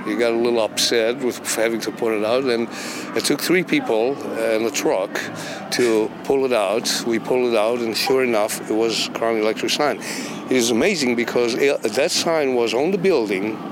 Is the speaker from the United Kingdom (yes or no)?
no; Romania; English is a second language; moved away as an adult; now in Memphis, United States; I'm originally from Romania, and I came to Memphis in 86